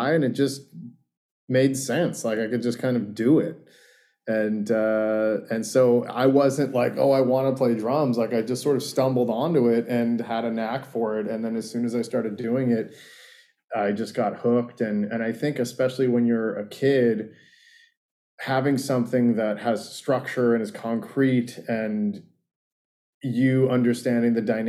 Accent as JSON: {"language": "English", "town": "Sebastopol", "region": "California", "country": "United States", "tie": "born or raised there", "also_born_or_lived": "Santa Clara, California", "moved": "yes", "lives_now": "Los Angeles, United States", "said": "I was born in Santa Clara, and I grew up in Sebastopol in Sonoma County, super small, hippie little wine country town"}